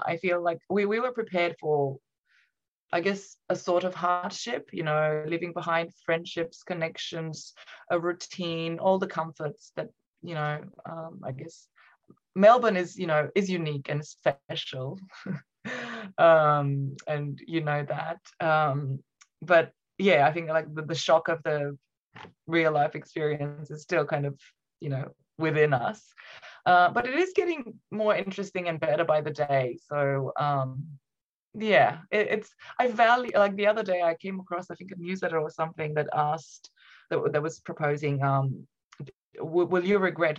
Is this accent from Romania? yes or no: yes; Romania; English is a second language; moved away as an adult; now in Australia; Yes, in Romania. So I moved to Australia, I think, when I was about 21.